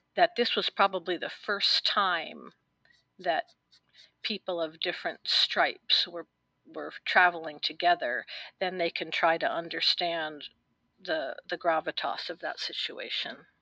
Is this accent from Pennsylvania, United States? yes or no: no; New York City, New York, United States; I was born in New York City and I lived a completely different life as a young woman.